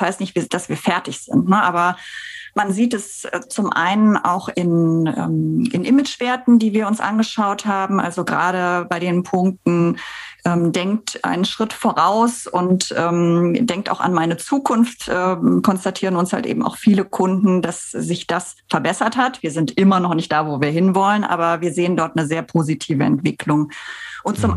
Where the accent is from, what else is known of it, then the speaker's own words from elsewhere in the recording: Bensberg, North Rhine-Westphalia, Germany; moved away; ich bin aufgewachsen in Bensberg. Das ist ja so vor den Toren von Köln.